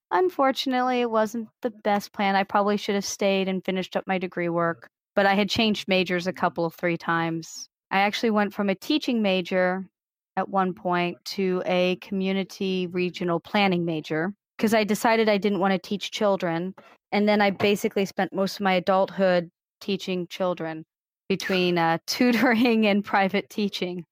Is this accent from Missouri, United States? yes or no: yes; Missouri, United States; also born or lived in Illinois; I moved to Missouri fifth, sixth grade, something like that. I've been in Missouri the rest of that time